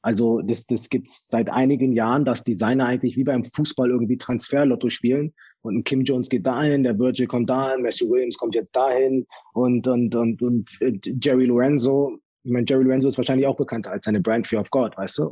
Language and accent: German; Germany; ich bin in, in Deutschland aufgewachsen